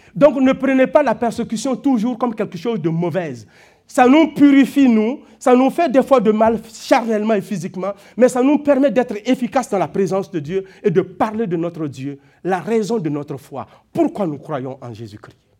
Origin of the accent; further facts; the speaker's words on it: Burkina Faso; moved away; Parce que je viens de là. J'ai grandi dans une famille de cultivateurs